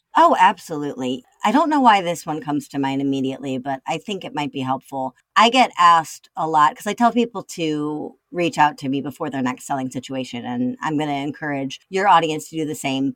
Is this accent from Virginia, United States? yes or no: no; Chicago, Illinois, United States; I'm a Chicagoan.